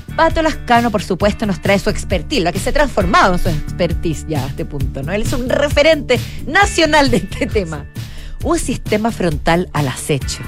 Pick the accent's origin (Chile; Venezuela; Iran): Chile; cómo somos los chilenos